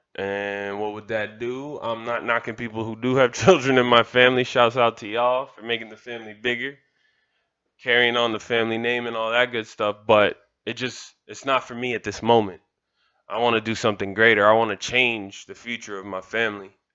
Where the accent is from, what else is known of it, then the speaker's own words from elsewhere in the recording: Kendall, Florida, United States; I'm from Kendall. I'm proud to say that. I'm proud of the village that made me